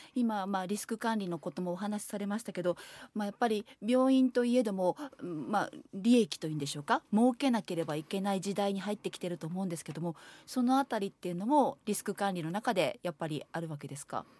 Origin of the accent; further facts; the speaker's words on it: Shiga, Japan; 私滋賀県人だから